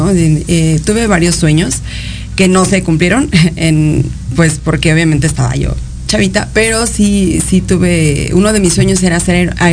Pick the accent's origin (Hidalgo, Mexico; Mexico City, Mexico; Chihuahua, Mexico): Mexico City, Mexico; born there; Eh, bueno, pues nací en la Ciudad de México eh